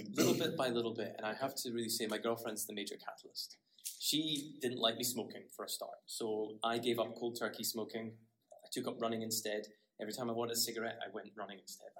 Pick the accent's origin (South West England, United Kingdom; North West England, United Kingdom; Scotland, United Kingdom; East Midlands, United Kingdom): Scotland, United Kingdom; Aberdeen; moved away as an adult; now in Okinawa, Japan; I'm Scottish, so um, uh, I born and bred in Scotland in an area called Aberdeen, which is in the northeast of Scotland